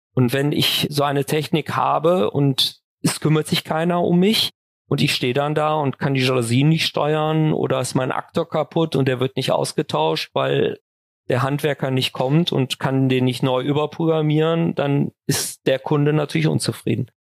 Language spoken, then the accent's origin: German; Düsseldorf, North Rhine-Westphalia, Germany; also born or lived in Kaarst; fühle mich schon persönlich auch als Düsseldorfer jung und bin auch eigentlich viel in Düsseldorf unterwegs und bin leidenschaftlicher Düsseldorfer